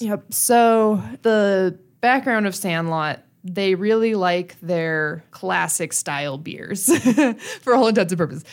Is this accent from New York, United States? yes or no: no; Brighton, Colorado, United States; I grew up in Brighton